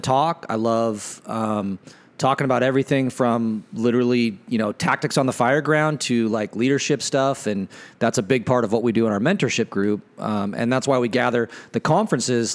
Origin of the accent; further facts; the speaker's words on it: Ephrata, Washington, United States; grew up in, uh, uh, the big city of Ephrata, Washington, which is like seven thousand people.